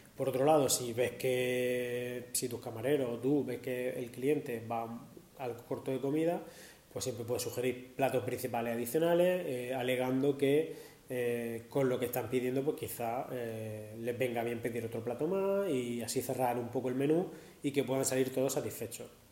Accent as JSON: {"language": "Spanish", "town": "Murcia", "region": "Region of Murcia", "country": "Spain", "said": "soy de Murcia"}